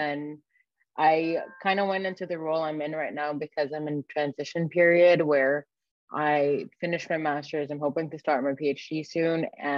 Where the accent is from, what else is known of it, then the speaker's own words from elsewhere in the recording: Egypt; moved away; also born or lived in Canada; I grew up in Egypt